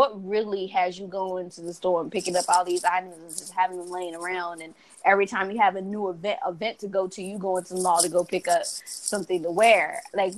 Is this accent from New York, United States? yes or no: yes; New York, United States; moved away; I come from New York